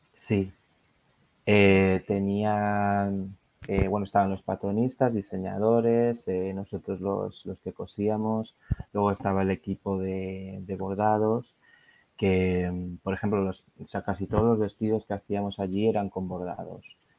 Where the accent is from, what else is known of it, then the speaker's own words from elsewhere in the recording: Madrid, Community of Madrid, Spain; moved away as an adult; now in London, United Kingdom; vivo en Londres, eh, pero originalmente soy de Madrid, de España